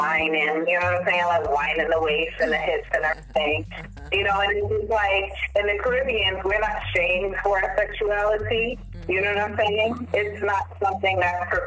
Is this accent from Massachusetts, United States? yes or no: no; New York City, New York, United States; also born or lived in Pensacola, Florida / Trinidad; now in Atlanta, United States; I grew up in Brooklyn. And actually, no, I came to Brooklyn late elementary, but the year that really influenced me and who I am were my teenage years in Brooklyn